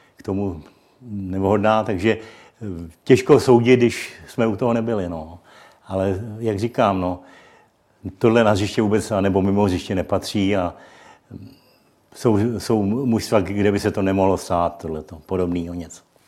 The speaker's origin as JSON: {"language": "Czech", "country": "Czechia", "said": "jako Čech"}